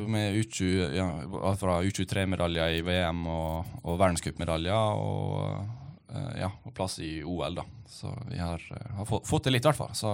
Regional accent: Ålesund, Møre og Romsdal, Norway; Ja, jeg er 27 nå, og jeg begynte å ro når jeg var 11. Så jeg har tatt noen tak. Jeg begynte å ro i Ålesund, der jeg kommer fra.

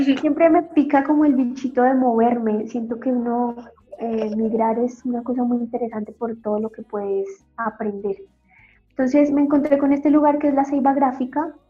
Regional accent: Bogotá, Colombia; moved away as an adult; also born or lived in Chile; Soy colombiana primero, importantísimo decirlo, de Bogotá. En Bogotá estudié

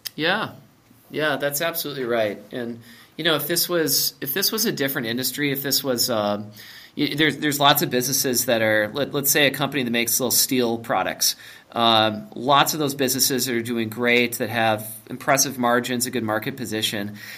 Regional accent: Minnesota, United States; I grew up in Minnesota. I went to Wayzata High School.

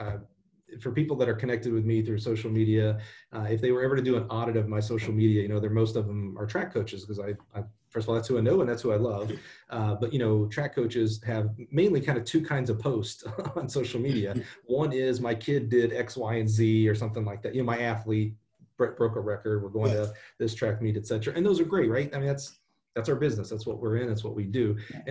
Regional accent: Alabama, United States; I'm a kid from Alabama.

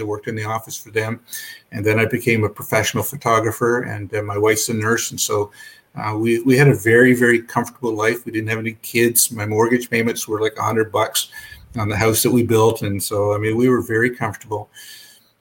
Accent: Belleville, Ontario, Canada; I grew up in Belleville, Ontario

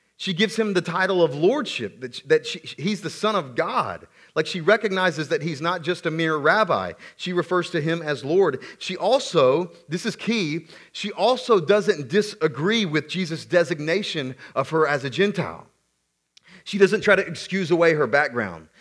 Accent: South Carolina, United States; I grew up in the Deep South, South Carolina

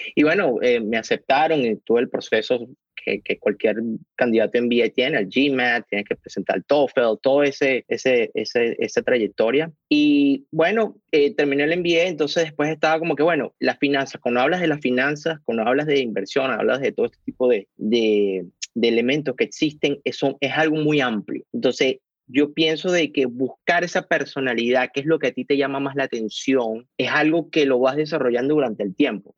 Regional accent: Caracas, Capital District, Venezuela; moved away as an adult; now in United States; yo soy caraqueño, venezolano, eh, tengo aquí en Estados Unidos ya 10 años

